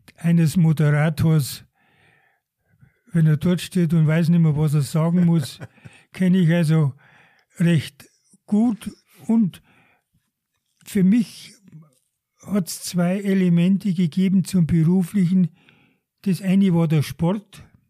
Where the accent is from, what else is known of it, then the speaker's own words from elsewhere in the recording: Deggendorf, Bavaria, Germany; moved away as an adult; now in Garmisch-Partenkirchen, Germany; Ich bin in Deckendorf aufgewachsen